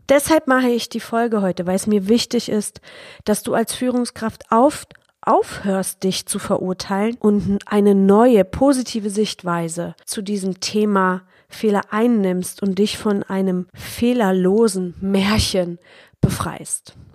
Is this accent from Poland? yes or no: yes; Poland; besonders in Deutschland, auch in Polen, wo ich groß geworden bin